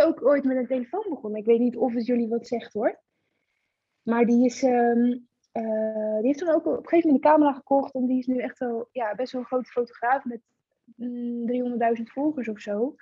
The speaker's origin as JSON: {"language": "Dutch", "town": "Gorinchem", "region": "South Holland", "country": "Netherlands", "said": "ik kom uit Gorkum"}